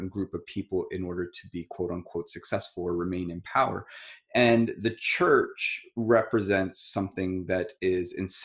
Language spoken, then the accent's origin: English; United States; I'm grateful that I was born here. I'm grateful that I'm American